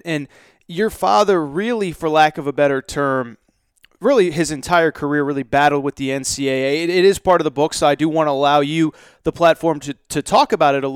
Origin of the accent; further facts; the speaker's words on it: Connecticut, United States; I grew up in Connecticut